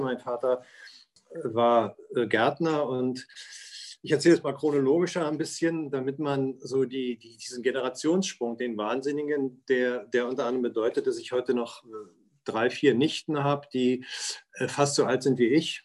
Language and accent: German; Berlin, Germany; Ich bin, wie ja schon gesagt wurde, in Westberlin geboren und lebe immer da, schon seit meiner Geburt